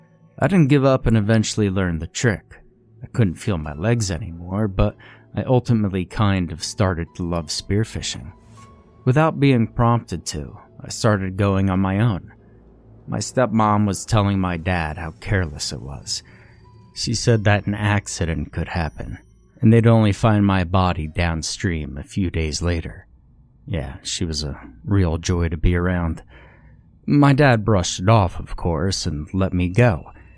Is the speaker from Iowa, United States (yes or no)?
yes; Iowa, United States; I grew up in Iowa, on farmlands that apparently belonged to our ancestors, but didn't anymore.